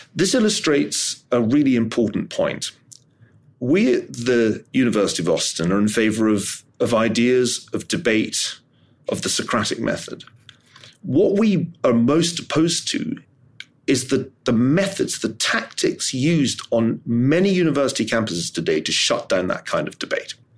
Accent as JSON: {"language": "English", "town": "Glasgow", "region": "Scotland", "country": "United Kingdom", "said": "I'm from Glasgow"}